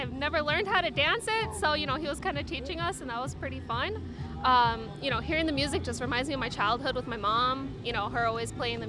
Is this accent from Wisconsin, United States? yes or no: yes; Milwaukee, Wisconsin, United States; I was born here in Milwaukee. Last time I went to Puerto Rico, I was about 7.